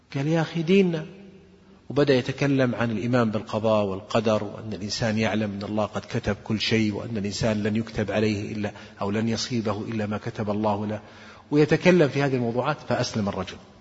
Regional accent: Saudi Arabia; عندنا في السعودية

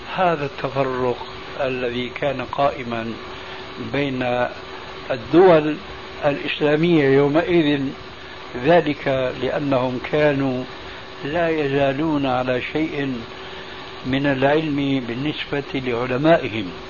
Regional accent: Syria; عندنا في سوريا

